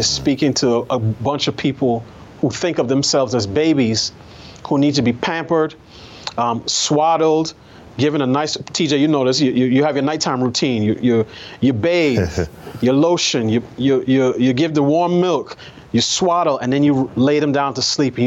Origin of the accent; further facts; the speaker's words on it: New York City, New York, United States; I grew up in New York.